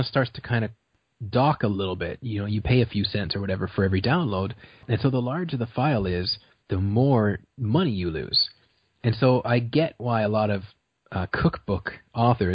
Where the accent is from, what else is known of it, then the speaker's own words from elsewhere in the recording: Brantford, Ontario, Canada; I was born in Brantford, which is like the city over.